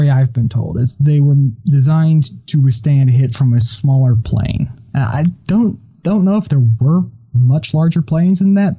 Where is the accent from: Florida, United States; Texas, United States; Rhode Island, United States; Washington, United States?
Texas, United States; us both growing up in Texas